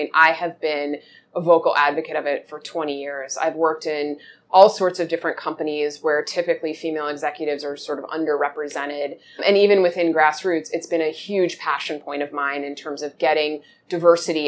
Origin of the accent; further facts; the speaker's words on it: Washington, District of Columbia, United States; I grew up in Washington, D.C.